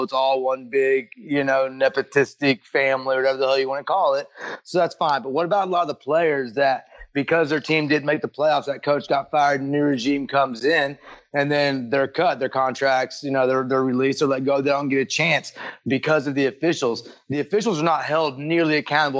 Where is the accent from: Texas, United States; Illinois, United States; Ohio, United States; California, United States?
Texas, United States; I grew up in Texas